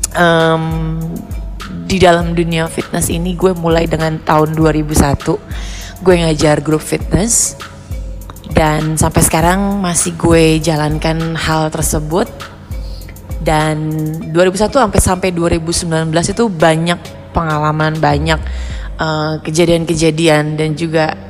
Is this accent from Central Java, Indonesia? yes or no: no; Jakarta, Indonesia; lahir dan besar di Jakarta